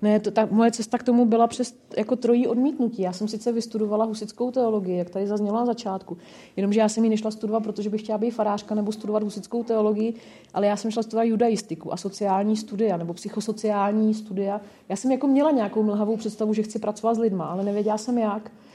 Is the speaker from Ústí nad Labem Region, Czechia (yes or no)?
no; Nymburk, Central Bohemian Region, Czechia; now in Brno, Czech Republic; já pocházím z Nymburka